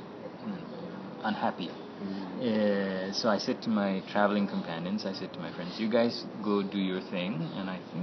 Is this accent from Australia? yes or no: no; Nepal; moved away; I was from Nepal